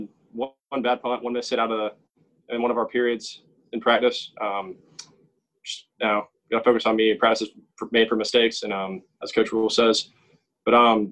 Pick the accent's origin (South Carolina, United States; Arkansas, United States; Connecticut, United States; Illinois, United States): South Carolina, United States; Columbia; I'm from Columbia, South Carolina, and I stayed home, played for USC, and I grew up a Panthers fan